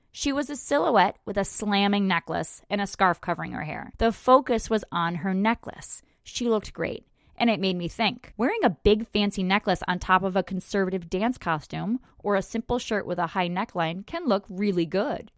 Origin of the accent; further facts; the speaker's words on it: United States; an American belly dancer with no belly dance heritage in my family